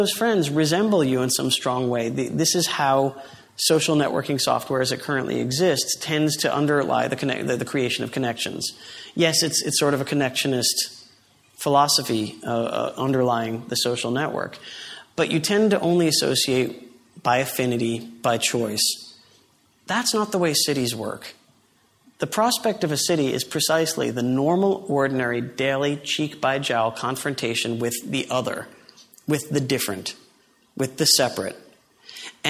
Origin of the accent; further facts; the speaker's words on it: New York City, New York, United States; my hometown, New York City